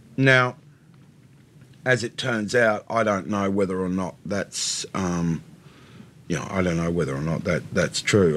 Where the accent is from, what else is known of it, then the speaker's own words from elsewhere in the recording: Australia; I'm not pretending I'm not an Australian. I very much am.